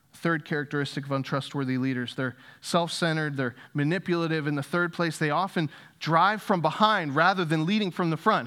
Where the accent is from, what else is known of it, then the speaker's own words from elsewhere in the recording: Northeast, United States; moved away as an adult; also born or lived in Louisville, Kentucky; I grew up in the Northeast